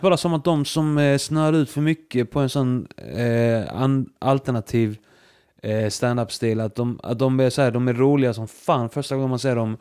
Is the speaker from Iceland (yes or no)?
yes; Iceland; jag är som islänning